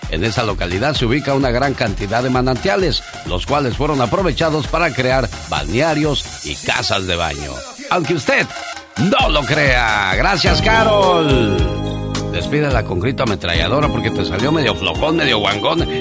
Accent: Aguascalientes, Mexico; un día salí de Aguascalientes, pero Aguascalientes nunca salió de mí.

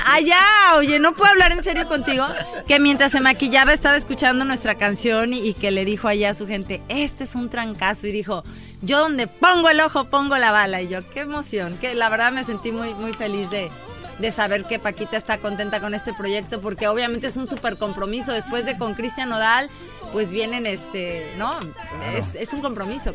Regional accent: Mexico; now in Los Angeles, United States; soy mexicana, todo el mundo sabe que, o sea, el súper nopal en mi frente, pero, vivimos acá

